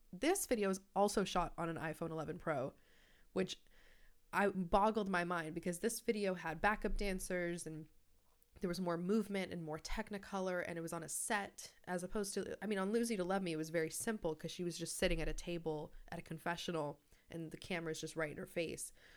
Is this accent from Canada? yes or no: yes; Canada; I'm from Canada